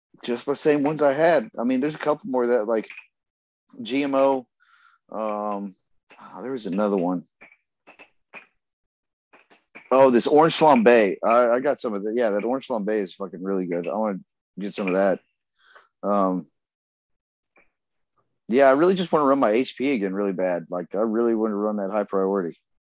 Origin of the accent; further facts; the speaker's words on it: Texas, United States; now in Shawnee, Oklahoma, United States; I was from Texas.